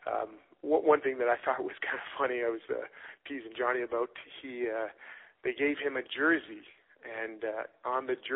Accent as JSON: {"language": "English", "town": "Mississauga", "region": "Ontario", "country": "Canada", "tie": "born or raised there", "said": "we grew up in Mississauga uh, together."}